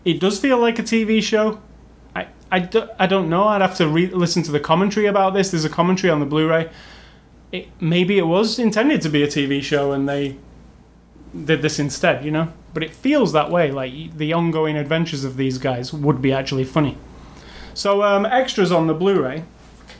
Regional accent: England, United Kingdom; as an English person

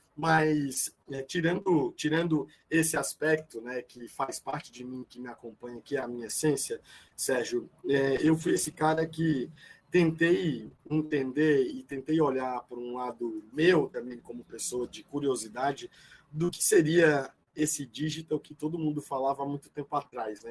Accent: Novo Oriente, Ceará, Brazil; moved away; also born or lived in São Paulo; eu sou cearense, né? sou natural do interior do Ceará, de uma cidade pequenininha, 400 quilômetros de Fortaleza, e é, chamada Novo Oriente.

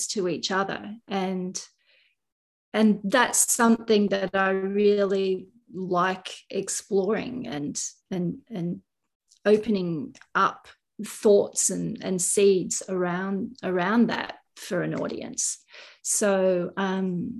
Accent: Kangaroo Valley, New South Wales, Australia; Kangaroo Valley is my hometown where I live.

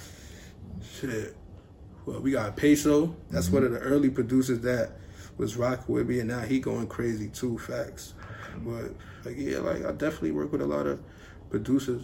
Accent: New York City, New York, United States; I'm from Brooklyn, you know, the drill shit is heavy out there.

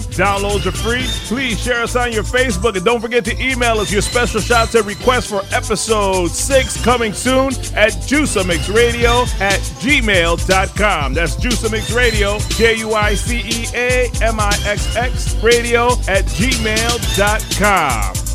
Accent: Springfield, Massachusetts, United States; moved away; also born or lived in West Palm Beach, Florida; my hometown of Swingfield, Mass

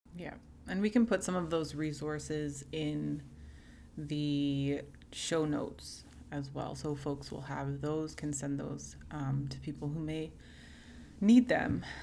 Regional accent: Canada; as someone who is a first generation Canadian, whose family is Jamaican

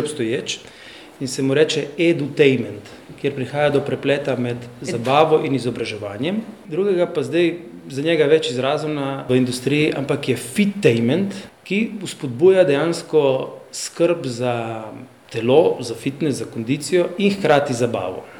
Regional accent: Slovenia; also born or lived in Slovenian Istria; Slovenci smo

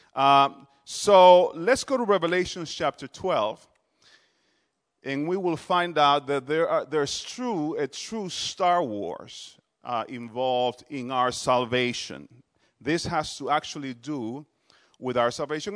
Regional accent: Dominican Republic; also born or lived in New Jersey; now in Harrisburg, United States; I'm originally from the Dominican Republic

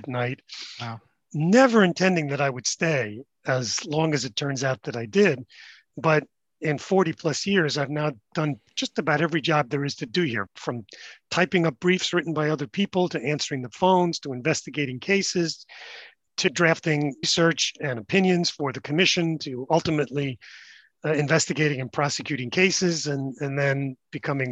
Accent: New York City, New York, United States; I grew up in Brooklyn and Manhattan.

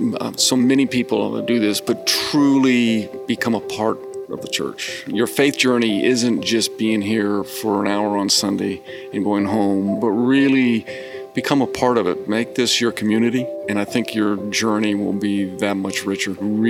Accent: College Station, Texas, United States; also born or lived in Japan / Illinois / Germany; And so, I lived growing up, Japan, Illinois, Germany. My dad got stationed at Texas A&M when I was in eighth grade. And we were there through my junior year. And so I always consider College Station kind of my home.

